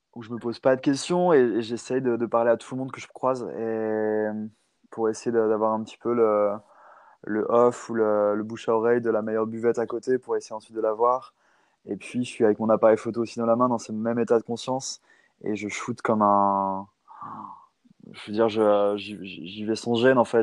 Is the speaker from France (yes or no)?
yes; Nantes, Pays de la Loire, France; ma, ma ville d'enfance